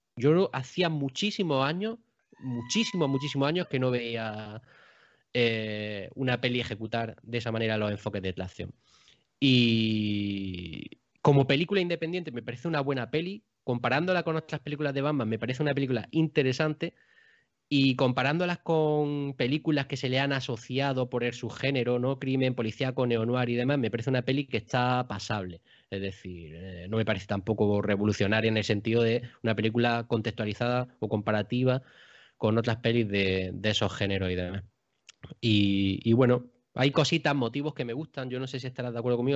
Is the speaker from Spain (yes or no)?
yes; Baza, Andalusia, Spain; el cine que yo tenía en mi localidad, que yo soy de Baza, de Granada